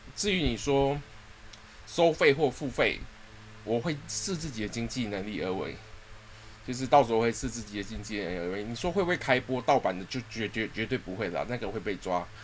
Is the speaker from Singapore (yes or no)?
yes; Singapore; 我是土生土长的新加坡人啦， 然后从，呃，从小就是在新加坡长大，然后我第一次来到台湾是十，十七岁的时候，那时候还未成年